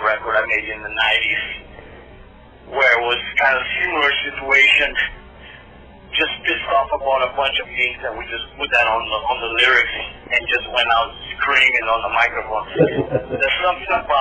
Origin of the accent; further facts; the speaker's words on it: Brazil; I grew up in Brazil